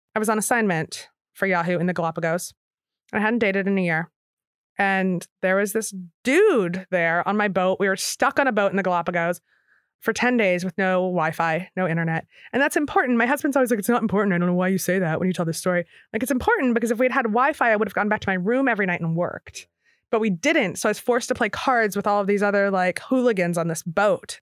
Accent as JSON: {"language": "English", "town": "Philadelphia", "region": "Pennsylvania", "country": "United States", "also_born_or_lived": "New York / San Francisco", "moved": "as an adult", "said": "I'm from Philly"}